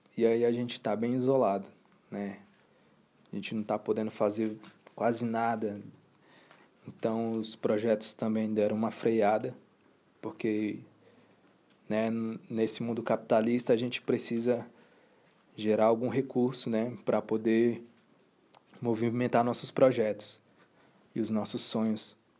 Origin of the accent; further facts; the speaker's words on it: Boa Vista, Roraima, Brazil; now in Brasília, Brazil; nasci em Roraima, em Boa Vista, Roraima. Em 2007, eu vim para Brasília.